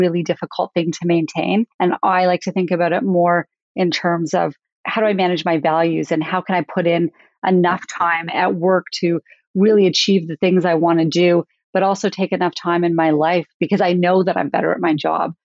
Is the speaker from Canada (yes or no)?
yes; Calgary, Alberta, Canada; I loved growing up in Calgary